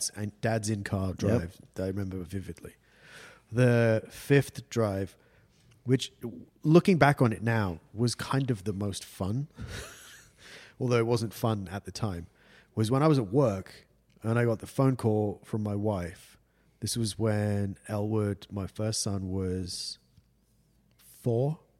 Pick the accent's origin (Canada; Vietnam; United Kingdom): United Kingdom; London; I was born on Tottenham Court Road in London